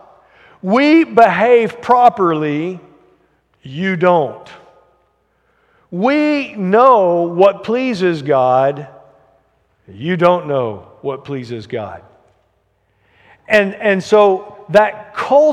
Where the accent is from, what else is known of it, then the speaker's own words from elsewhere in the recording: Alabama, United States; I grew up in Alabama in the 80s